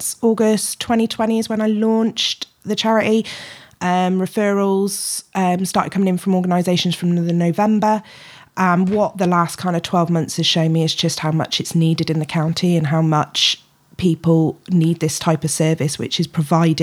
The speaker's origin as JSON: {"language": "English", "town": "Shrewsbury", "region": "West Midlands", "country": "United Kingdom", "tie": "born or raised there", "said": "I'm born and bred in Shrewsbury"}